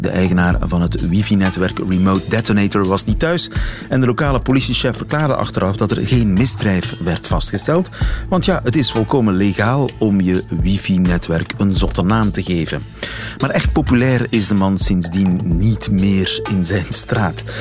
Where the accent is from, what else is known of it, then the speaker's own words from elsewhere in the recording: Belgium; zijn wij Belgen